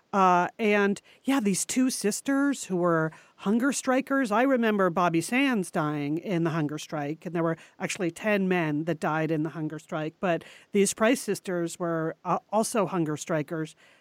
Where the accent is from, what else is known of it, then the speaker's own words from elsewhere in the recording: New England, United States; we grew up in New England